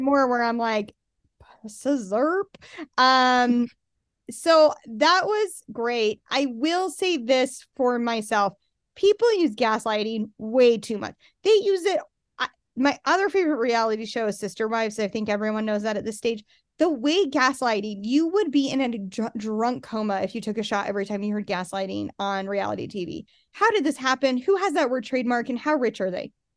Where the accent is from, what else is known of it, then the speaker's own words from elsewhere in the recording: Salt Lake City, Utah, United States; now in Utah County, United States; I live in Utah County and I w, I'm from Salt Lake